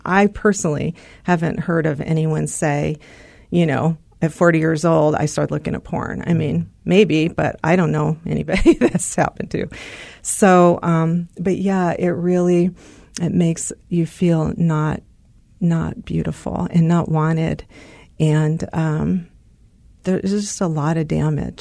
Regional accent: California, United States; moved away as an adult; also born or lived in Arizona; we're from California

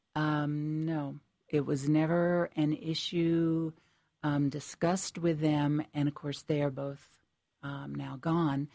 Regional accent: Connecticut, United States; I was born and raised in Connecticut

